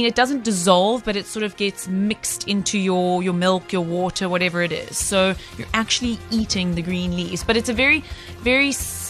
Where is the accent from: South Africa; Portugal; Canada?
South Africa; as a South African